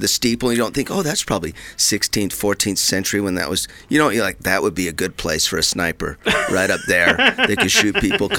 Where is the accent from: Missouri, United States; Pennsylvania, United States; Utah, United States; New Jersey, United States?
Utah, United States; moved away; I grew up in Utah